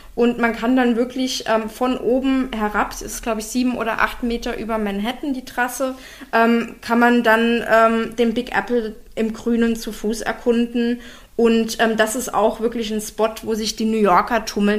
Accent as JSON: {"language": "German", "region": "Berlin", "country": "Germany", "said": "Bin ich zwar als Berliner auch gewöhnt"}